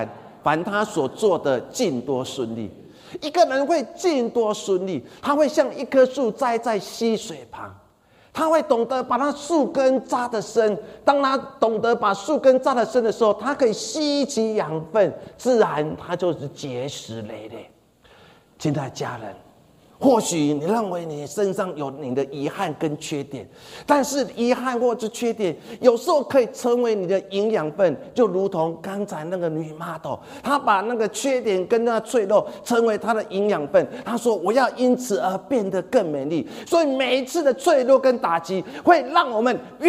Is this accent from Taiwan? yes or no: yes; Changhua County, Taiwan; 我小时候住在彰化，我们彰化我们家前面有一块田地